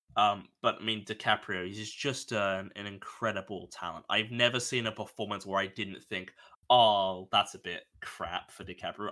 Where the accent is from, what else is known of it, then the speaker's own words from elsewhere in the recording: Australia; I'm Australian